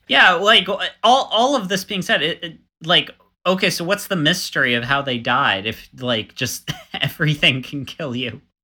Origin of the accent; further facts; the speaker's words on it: Florida, United States; also born or lived in Montana; I was coming from Florida